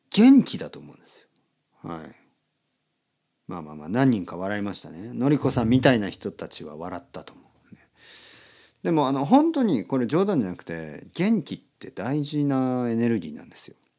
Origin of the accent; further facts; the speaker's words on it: Oita, Japan; 僕の出身の大分県